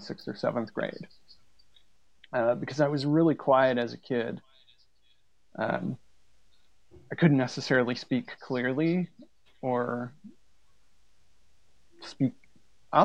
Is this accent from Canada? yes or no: yes; Canada; I grew up in a really small community